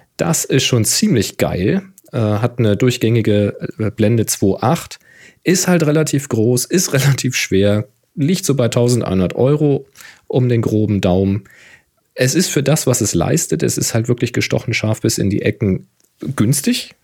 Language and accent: German; Hamburg, Germany; Hamburg sein. Die Kräne ganz typisch. Mag ich natürlich meine Heimat